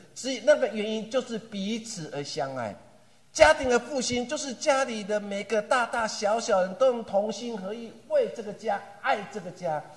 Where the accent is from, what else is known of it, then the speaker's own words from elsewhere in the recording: Taiwan; 我们台湾话